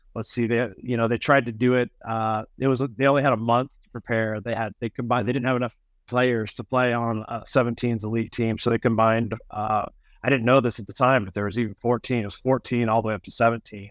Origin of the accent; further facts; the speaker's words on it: Kansas City, Missouri, United States; I grew up in Kansas City, I was gone for ten years and came back